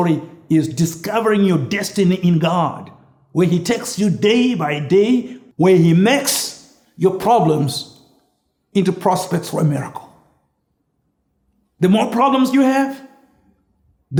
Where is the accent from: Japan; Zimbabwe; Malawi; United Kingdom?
Zimbabwe; moved away as an adult; also born or lived in Launceston, Tasmania, Australia; I came from Rhodesia, a British colony